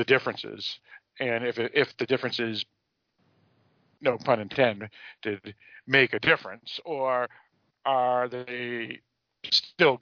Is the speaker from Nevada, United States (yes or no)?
no; Massachusetts, United States; I grew up in Massachusetts. I was born in Massachusetts